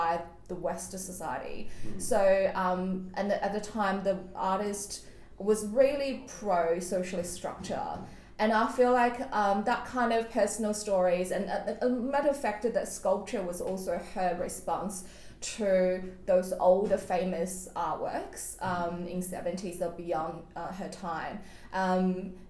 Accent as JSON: {"language": "English", "country": "China", "tie": "born or raised there", "moved": "yes", "lives_now": "Australia", "said": "I grew up in China"}